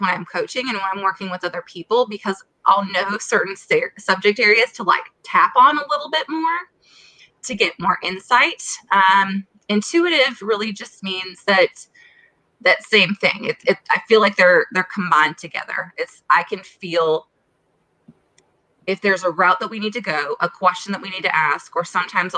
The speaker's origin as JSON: {"language": "English", "region": "Minnesota", "country": "United States", "also_born_or_lived": "Florida / South Carolina", "moved": "as an adult", "said": "I am originally from Minnesota"}